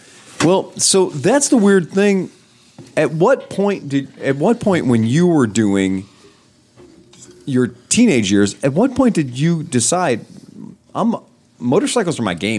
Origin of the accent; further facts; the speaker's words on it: Wickliffe, Ohio, United States; He grew up in Euclid and I grew up in Wycliffe.